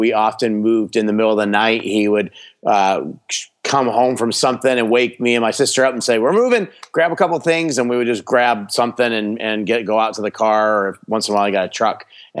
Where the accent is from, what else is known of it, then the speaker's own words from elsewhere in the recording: Miami, Florida, United States; born there; also born or lived in New Jersey / New York; I was born in Miami, Florida, and then I moved around a lot. I moved from Florida to New Jersey, back to Florida, and then to upstate New York.